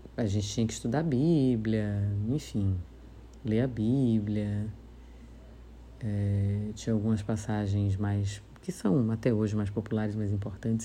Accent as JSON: {"language": "Portuguese", "town": "Salvador", "region": "Bahia", "country": "Brazil", "tie": "born or raised there", "said": "um tio-avô que tinha um açougue em Piripiri, no subúrbio ferroviário, onde eu morei boa parte da vida."}